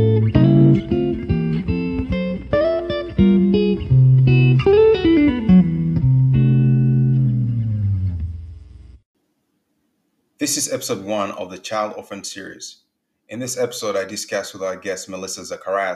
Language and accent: English; Uganda; I grew up in Uganda